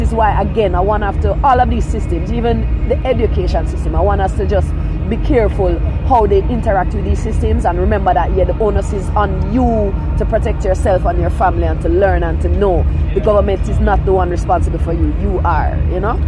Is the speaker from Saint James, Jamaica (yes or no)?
no; Kingston, Jamaica; also born or lived in Falmouth, Trelawny, Jamaica; originally from Trelawney, West what? Jamaica, yeah. And then I grew up in Kingston.